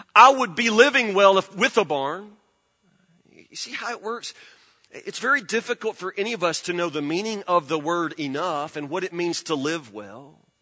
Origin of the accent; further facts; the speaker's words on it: Woodburn, United States; I grew up in Woodburn.